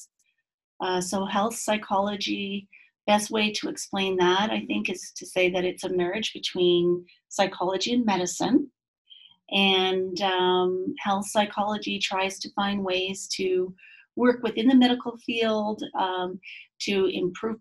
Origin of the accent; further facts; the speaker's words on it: Quebec, Canada; moved away as an adult; now in Utah, United States; I come from Quebec, Canada, and I guess an interesting, thing about me is that I was raised 5 months of the year in the bush in northern Quebec.